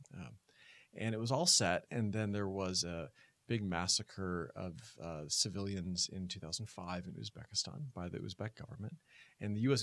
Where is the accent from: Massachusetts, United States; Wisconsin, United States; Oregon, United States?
Oregon, United States; moved away; I'm from the West Coast, from Oregon